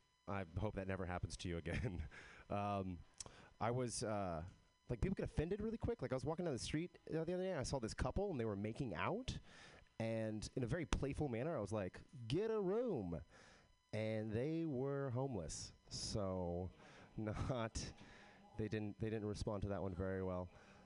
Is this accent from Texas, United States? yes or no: yes; Texas, United States; I am from Texas, but I don't have a Texas accent.